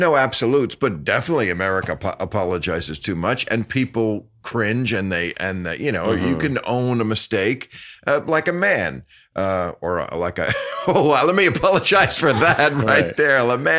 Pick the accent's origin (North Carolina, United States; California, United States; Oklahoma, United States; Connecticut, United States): Connecticut, United States; No, I'm from Connecticut where they make it.